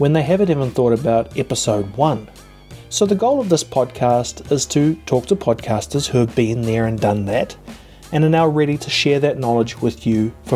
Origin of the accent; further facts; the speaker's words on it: New Zealand; I'm a podcaster from New Zealand